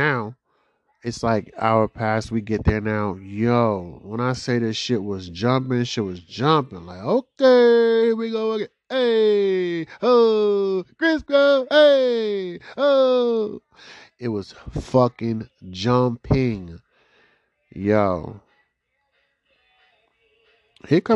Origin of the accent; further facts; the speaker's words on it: Boston, Massachusetts, United States; I'm from Boston or I'm from the area